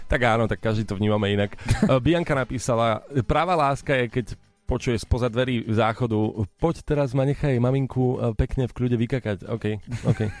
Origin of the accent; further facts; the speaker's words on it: eastern Slovakia, Slovakia; Som z východu, ale sama som sa zarazila, čo to je.